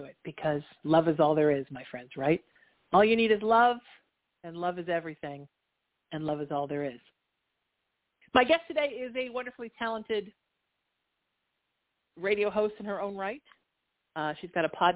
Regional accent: Orange County, California, United States; also born or lived in Surf City (Huntington Beach); where I grew up in Orange County, an hour south

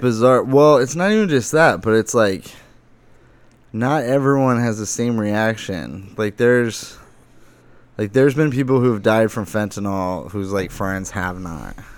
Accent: Lake Havasu City, Arizona, United States; born or raised there

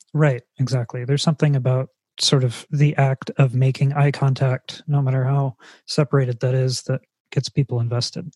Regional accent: California, United States; being a person who is from california

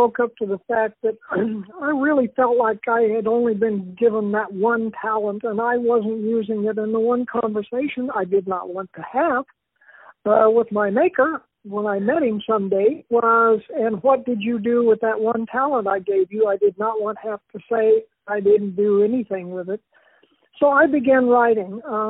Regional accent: Texas, United States; born there; also born or lived in British Columbia / Utah / Oklahoma / Arizona; now in Phoenix, United States; I'm from all over. I was born in the panhandle of Texas. I have lived in as far north as northern British Columbia, Utah, Texas, Oklahoma, Arizona, and Colorado.

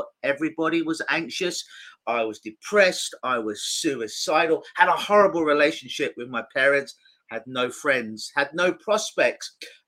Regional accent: London, United Kingdom; now in Toronto, Canada; I'm in Toronto now. I'm from London.

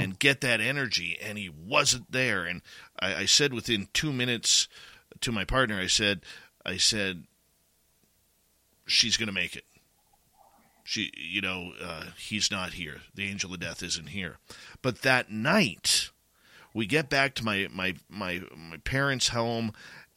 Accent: Abbotsford, British Columbia, Canada; moved away; my hometown of Abbotsford, British Columbia

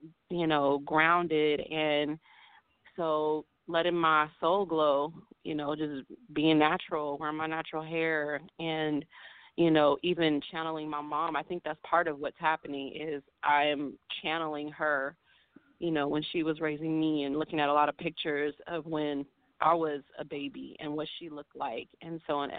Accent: Oakland, California, United States; my hometown

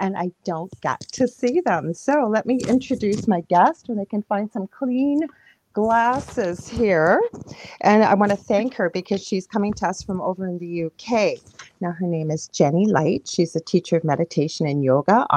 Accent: Canada; I'm a Canadian clairvoyant medium

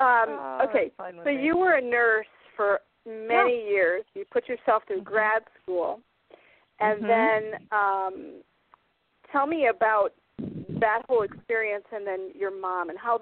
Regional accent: Iowa, United States; also born or lived in Minnesota; I was raised in Iowa.

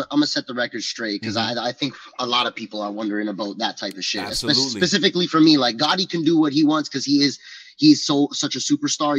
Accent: Toronto, Ontario, Canada; I'm from Toronto, baby. We get fucking busy out here

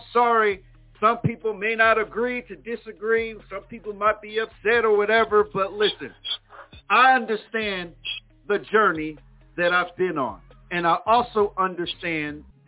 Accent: Plainfield, New Jersey, United States; my hometown, Plainfield, New Jersey

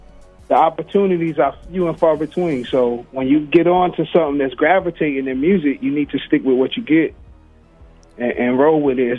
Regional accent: Norfolk, Virginia, United States; I'm from Virginia, two up, two down, Norfolk.

